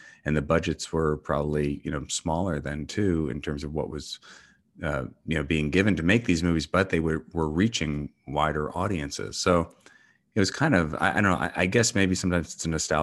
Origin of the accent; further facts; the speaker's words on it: New York, United States; moved away as an adult; also born or lived in Los Angeles; I grew up in New York and moved to LA probably when I was around 21 or 2 or something like that. And then ended up coming back to New York about 14 years ago.